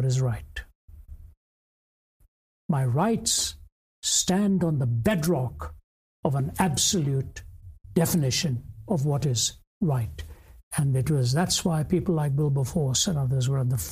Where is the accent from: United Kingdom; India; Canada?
India; North India; even within India, I was raised in the North, born in the South.